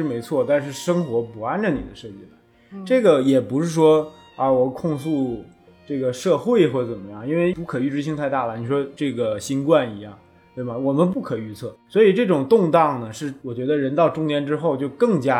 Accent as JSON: {"language": "Chinese", "region": "Northeast China", "country": "China", "also_born_or_lived": "Shanghai / Xiamen", "lives_now": "Beijing, China", "said": "我我是东北人，"}